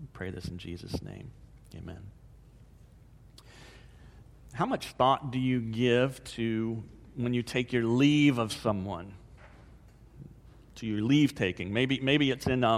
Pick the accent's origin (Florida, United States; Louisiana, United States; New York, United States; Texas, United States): Florida, United States; DeLand; moved away; my hometown, DeLand